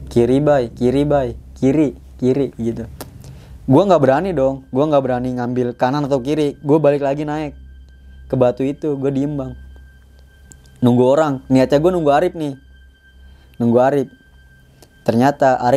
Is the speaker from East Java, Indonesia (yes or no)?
yes; Bangkalan, East Java, Indonesia; gue langsung mutusin pulang ke kampung halaman gue di Bangkalan Madura gue pulang ke sono